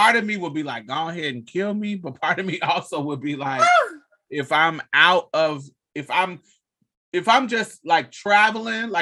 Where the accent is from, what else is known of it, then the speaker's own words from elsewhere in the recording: United States; the privilege of being an American